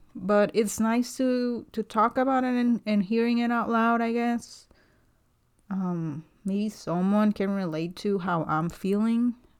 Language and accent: English; Guatemala; English is a second language; moved away as an adult; also born or lived in South Carolina, United States; now in Dallas, United States; I was born and raised in Guatemala, and, uh, I moved here about five years ago because my husband's American